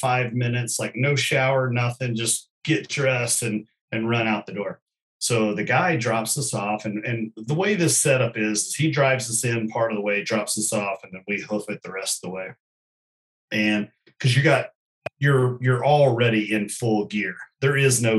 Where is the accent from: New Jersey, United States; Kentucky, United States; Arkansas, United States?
Kentucky, United States; growing up in Kentucky